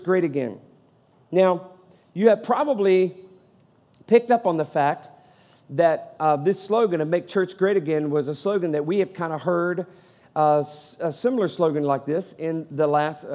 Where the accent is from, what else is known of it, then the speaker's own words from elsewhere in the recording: United States; also born or lived in Georgia; I am a Christian before I'm an American